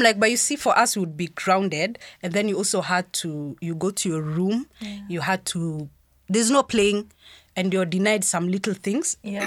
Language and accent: English; Meru, Meru County, Kenya; I grew up in Meru